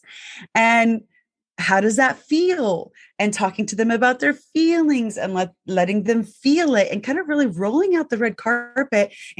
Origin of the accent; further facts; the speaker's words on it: the South, United States; I was raised in the South. It was not uh-huh. It was yes, ma'am.